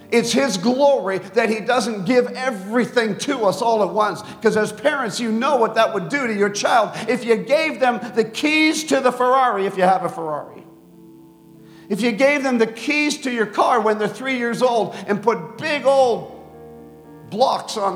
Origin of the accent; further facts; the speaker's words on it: Bogota, Colombia; born there; I was born in Bogota, Colombia, because my dad founded a Wycliffe base called Loma Linda in Colombia.